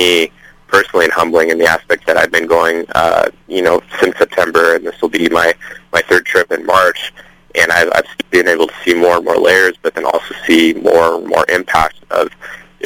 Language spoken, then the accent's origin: English; Seattle, Washington, United States; I'm actually from Seattle, Washington, up here with the University of Washington